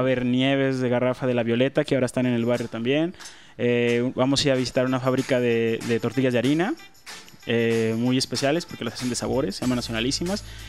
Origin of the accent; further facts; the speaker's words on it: Guadalajara, Jalisco, Mexico; nací en Santa Tere, en el Hospital Ayala, crecí en Santa Tere